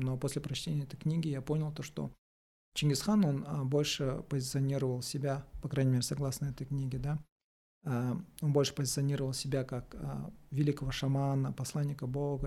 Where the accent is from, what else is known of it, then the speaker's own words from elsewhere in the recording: Kazakhstan; мы, казахи